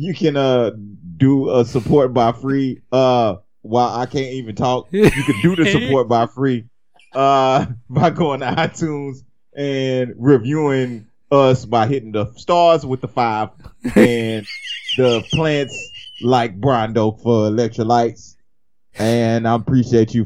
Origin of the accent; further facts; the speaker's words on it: United States; I'm American.